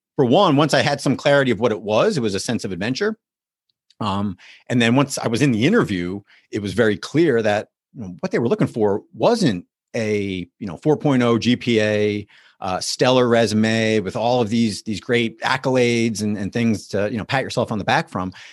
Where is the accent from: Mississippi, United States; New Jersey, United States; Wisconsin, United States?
New Jersey, United States; West Orange; moved away as an adult; also born or lived in Notre Dame, Indiana; now in Pittsburgh, United States; I was born and raised in New Jersey, so what uh, part of East Coast there, uh, northern New Jersey, about ten or fifteen miles outside of New York City.